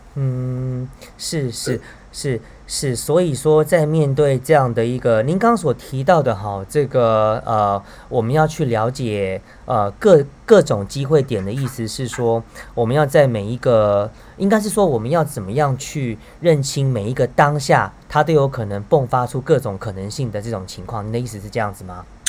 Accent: Taiwan; 大家一听到我是台湾来的

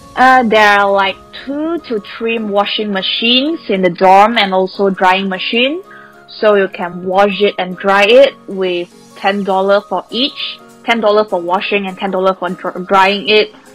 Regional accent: Malaysia; first language Chinese; English is a second language; moved away as an adult; now in Taiwan; I'm a Chinese born in Malaysia, that's why we speak Chinese.

